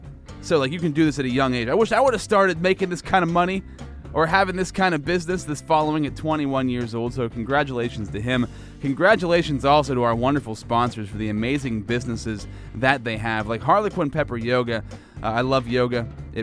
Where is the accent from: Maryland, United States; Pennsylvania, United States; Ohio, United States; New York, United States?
Pennsylvania, United States; If you listen to the podcast, you know that I'm from Central Pennsylvania, podcasts worldwide. So hello to everybody out there. But, you know, we're in Central PA, Altoona, Pennsylvania